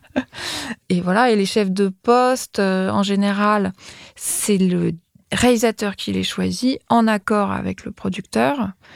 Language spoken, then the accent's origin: French; Paris, Île-de-France, France; J'ai grandi à Beaubourg